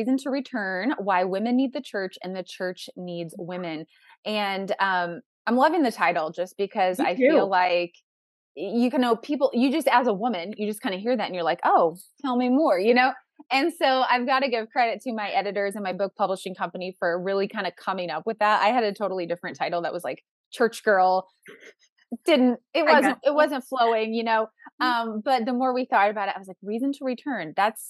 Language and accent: English; Midwest, United States; I'm from the Midwest, so there's that angle of people get married younger in the Midwest.